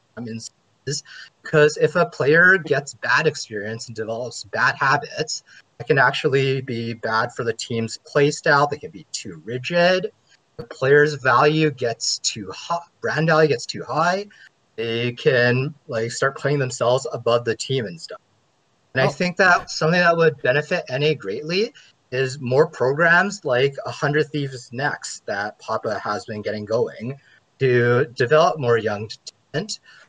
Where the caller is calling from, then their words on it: Edmonton, Alberta, Canada; I'm calling from Edmonton, Canada.